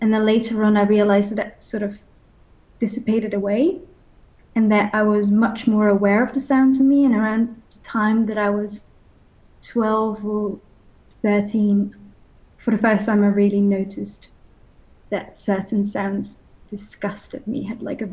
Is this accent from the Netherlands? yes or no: yes; Netherlands; I'm from the Netherlands